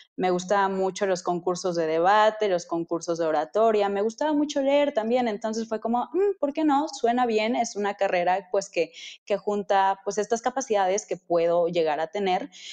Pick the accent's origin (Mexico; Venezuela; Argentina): Mexico; Metepec, State of Mexico; yo soy de Metepec. Eh, de Estado de México, Metepec, Estado de México